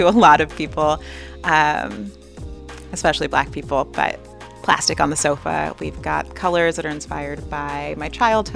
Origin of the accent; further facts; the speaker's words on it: Los Angeles, California, United States; I grew up here in South Central Los Angeles